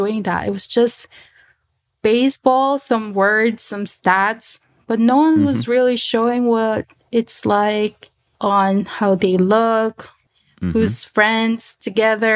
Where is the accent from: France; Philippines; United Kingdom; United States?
Philippines; English is a second language; I was from the Philippines. And I don't really type in my language